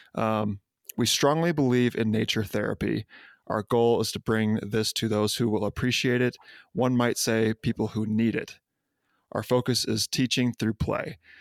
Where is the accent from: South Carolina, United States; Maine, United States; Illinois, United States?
Illinois, United States; Libertyville; moved away; I'm from Libertyville